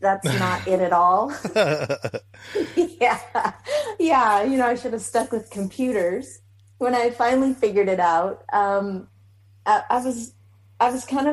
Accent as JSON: {"language": "English", "town": "Seattle", "region": "Washington", "country": "United States", "tie": "born or raised there", "moved": "as an adult", "lives_now": "McAllen, United States", "said": "I'm originally from Seattle, born and raised"}